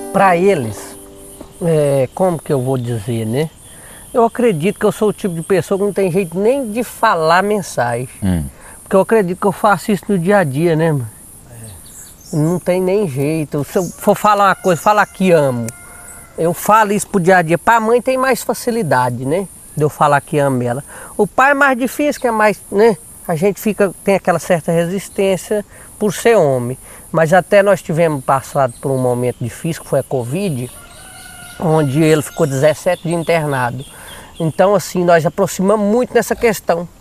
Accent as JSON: {"language": "Portuguese", "town": "Paracatu", "region": "Minas Gerais", "country": "Brazil", "tie": "born or raised there", "moved": "yes", "lives_now": "Natalândia, Brazil", "said": "eu nasci lá, em Paracatu"}